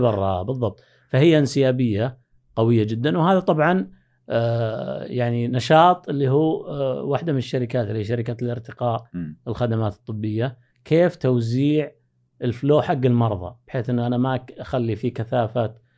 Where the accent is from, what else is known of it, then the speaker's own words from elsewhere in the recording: Saudi Arabia; also born or lived in Pakistan; حنا ابناء البلد